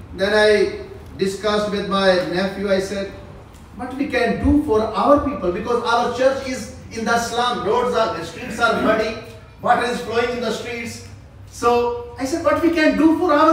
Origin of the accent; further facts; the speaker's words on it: Pakistan; also born or lived in South Korea; I am from Pakistan.